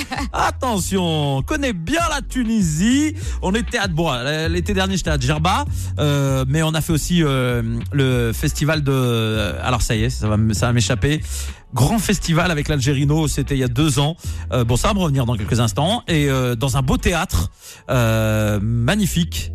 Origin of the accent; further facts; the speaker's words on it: Nantes, Pays de la Loire, France; je suis nantais.